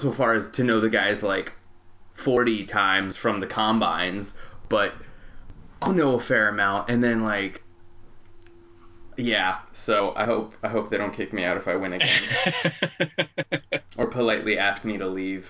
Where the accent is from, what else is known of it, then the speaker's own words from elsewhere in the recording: Phoenix, Arizona, United States; now in Los Angeles, United States; growing up in Phoenix, now